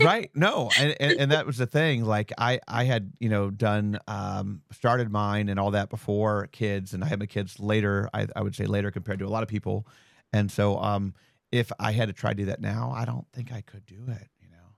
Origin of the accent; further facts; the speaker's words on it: Ohio, United States; moved away as an adult; also born or lived in Las Vegas; I'm from Ohio